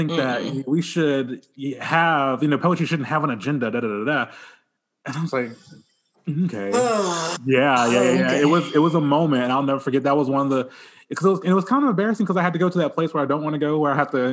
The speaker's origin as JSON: {"language": "English", "town": "Bay Minette", "region": "Alabama", "country": "United States", "tie": "born or raised there", "said": "my hometown of Bay Minette"}